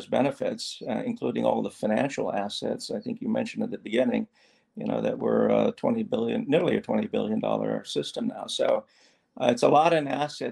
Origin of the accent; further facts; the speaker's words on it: East Coast, United States; also born or lived in the South (US); now in Hawaii, United States; I grew up on the East Coast, spent a lot of time down South